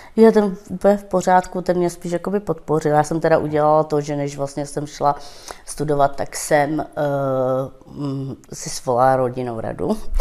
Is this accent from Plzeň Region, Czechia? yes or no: yes; Stříbro, Plzeň Region, Czechia; first language Romani; Czech is a second language; also born or lived in northern Bohemia; Já jsem se tu narodila určitě ve Stříbře a bydleli jsme s našima chvilku v severních Čechách a pak vlastně jsme se vrátili sem k babi